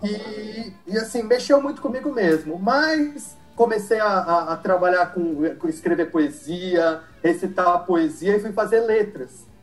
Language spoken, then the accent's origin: Portuguese; Mauá, São Paulo, Brazil; also born or lived in Santo André / São Bernardo do Campo / São Caetano do Sul; Eu nasci em Santo André, cresci em Mauá